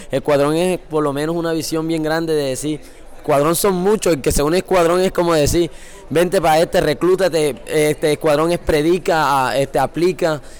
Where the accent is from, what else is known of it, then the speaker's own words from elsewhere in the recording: Sincelejo, Sucre, Colombia; yo soy de Cincelejo 100%, pues mi papá es del interior del país, mi mamá es costeña, de ahí donde estamos. Este, pues mi niñez fue básicamente ir a la iglesia. Mi, mi, mamá fue cristiana desde que yo pues tengo uso de razón.